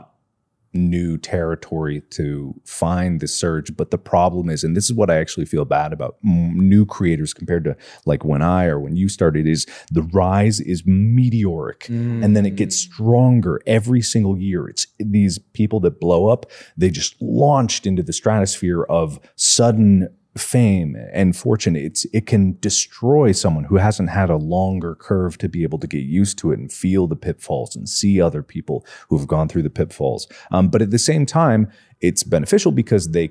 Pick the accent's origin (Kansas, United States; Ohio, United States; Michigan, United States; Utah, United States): Ohio, United States; I'm from Ohio as well. Like I'm Cincinnati based